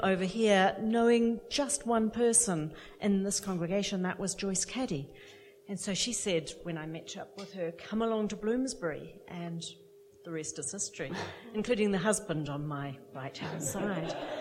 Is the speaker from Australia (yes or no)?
no; New Zealand; moved away as an adult; now in United Kingdom; I'm imported actually from New Zealand.